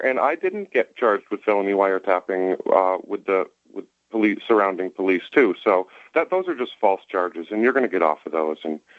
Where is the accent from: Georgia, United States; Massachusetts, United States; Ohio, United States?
Massachusetts, United States; Concord; I was born in Concord, Massachusetts. I went to private schools there.